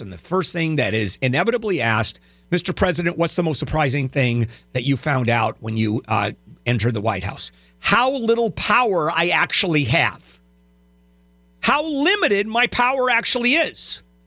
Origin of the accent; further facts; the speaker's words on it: Southern California, United States; "Oh, Southern California."